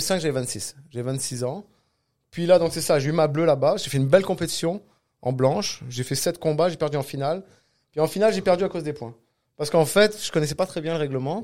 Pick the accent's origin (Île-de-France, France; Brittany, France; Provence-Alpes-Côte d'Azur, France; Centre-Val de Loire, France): Provence-Alpes-Côte d'Azur, France; Cannes; now in Quebec, Canada; Je viens de Cannes, du sud de la France.